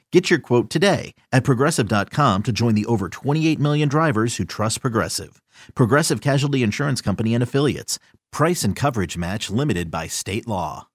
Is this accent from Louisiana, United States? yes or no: no; Pennsylvania, United States; moved away; I'm from Pennsylvania